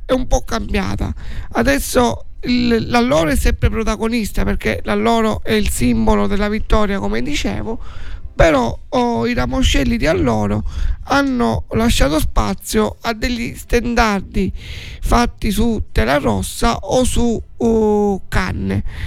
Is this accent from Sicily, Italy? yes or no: yes; Forza d'Agrò, Sicily, Italy; nel mio paesino